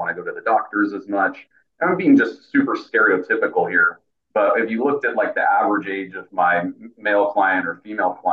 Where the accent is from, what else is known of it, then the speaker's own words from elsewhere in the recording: Bay Area, California, United States; born and raised in the Bay Area, currently living in San Jose